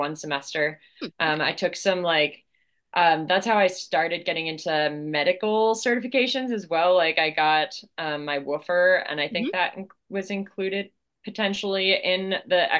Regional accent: Delaware, United States; I grew up in Delaware

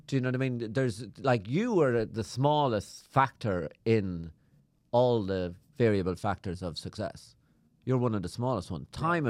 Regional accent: Ireland; I'm from Ireland.

